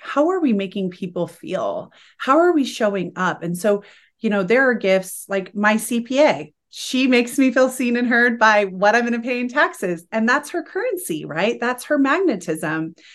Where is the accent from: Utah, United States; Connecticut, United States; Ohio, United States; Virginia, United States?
Utah, United States; Salt Lake City; I'm from Salt Lake City, Utah. I'm not of the predominant faith here, and I wasn't raised that way